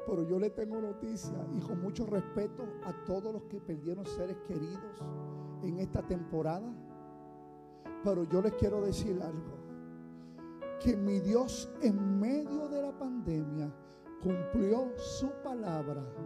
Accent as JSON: {"language": "Spanish", "country": "Puerto Rico", "said": "soy de Boriquén"}